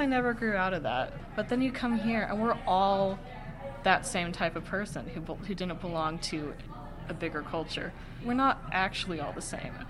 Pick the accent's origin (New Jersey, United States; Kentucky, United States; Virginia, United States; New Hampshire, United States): Kentucky, United States; West; now in Bloomington, United States; Went to Catholic school with a bunch of white kids from West Kentucky.